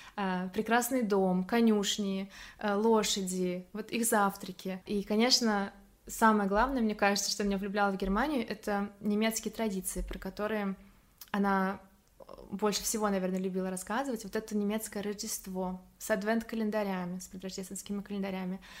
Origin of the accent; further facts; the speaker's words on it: Samara, Samara Oblast, Russia; moved away as an adult; now in Germany; Я из Самары родом, где я выросла